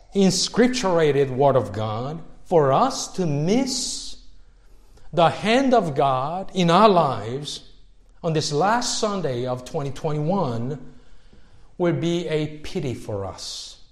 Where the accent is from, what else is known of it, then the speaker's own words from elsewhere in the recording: Seoul, South Korea; moved away; growing up in Seoul where I was growing up in the city